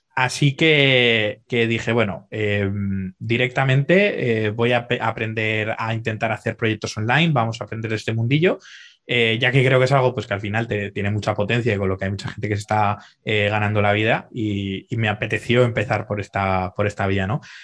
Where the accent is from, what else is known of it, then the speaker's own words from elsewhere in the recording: Zaragoza, Aragon, Spain; moved away as an adult; now in Dubai, United Arab Emirates; soy un chaval de Zaragoza, aunque ahora actualmente estoy viviendo en Dubái